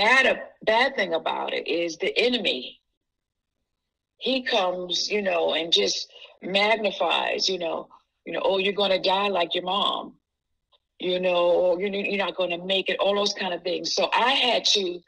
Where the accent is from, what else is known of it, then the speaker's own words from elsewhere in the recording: New York, United States; moved away as an adult; also born or lived in Jacksonville, Florida; I was living in Jacksonville, Florida, then, in my family, because I'm originally from New York